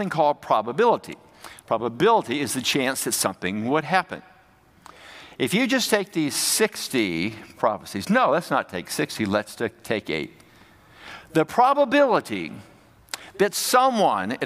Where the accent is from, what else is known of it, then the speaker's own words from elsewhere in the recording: United States; now in Canada; I'm an American and I went to seminary